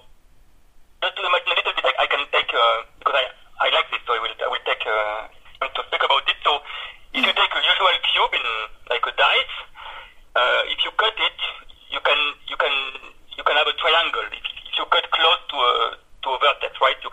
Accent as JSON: {"language": "English", "town": "Bordeaux", "region": "Nouvelle-Aquitaine", "country": "France", "moved": "as an adult", "lives_now": "Lyon, France", "said": "I'm from Bordeaux, which is maybe a more famous city in France. And I moved to Lyon for my job, my first job."}